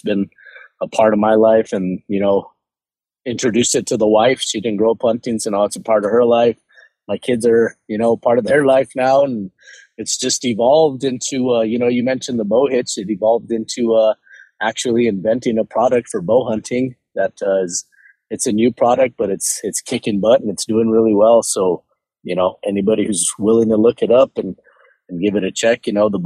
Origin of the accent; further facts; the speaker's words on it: Albuquerque, New Mexico, United States; born and raised in Albuquerque, New Mexico